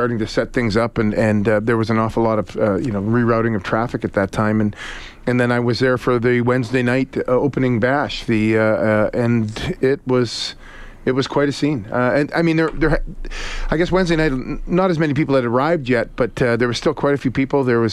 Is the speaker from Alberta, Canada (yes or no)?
yes; Edmonton, Alberta, Canada; being a Canadian kid and growing up here